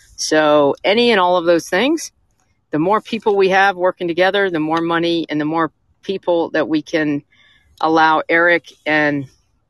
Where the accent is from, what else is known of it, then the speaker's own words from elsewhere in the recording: Atlanta, Georgia, United States; I'm from Atlanta. I was fifth generation Atlanta